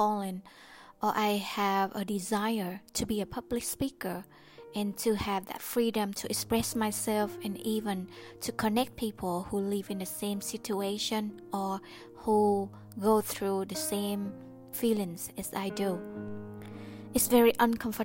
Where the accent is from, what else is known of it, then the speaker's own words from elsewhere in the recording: Vietnam; I was born in Vietnam, and I don't have the freedom of speech since I was young